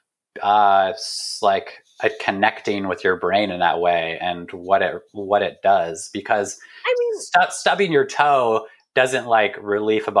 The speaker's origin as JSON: {"language": "English", "area": "Bay Area", "region": "California", "country": "United States", "tie": "born or raised there", "said": "I grew up in the Bay Area, so pretty close"}